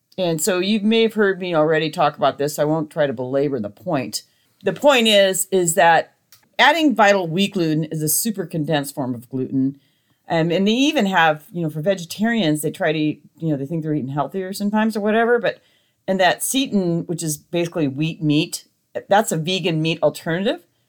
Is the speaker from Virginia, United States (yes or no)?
no; Montana, United States; I grew up in Montana